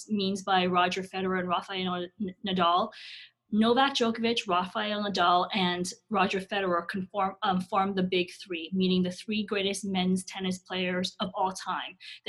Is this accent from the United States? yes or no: no; Canada; like I said, we are a Canadian audience, and sure, the national sport, the national obsession is hockey.